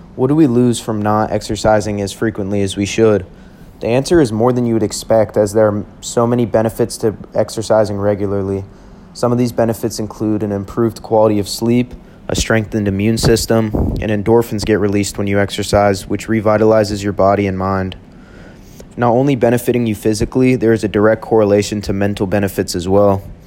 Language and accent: English; Houston, Texas, United States; moved away as an adult; now in Tempe, United States; I'm originally from Houston, Texas, and I'm loving it here at ASU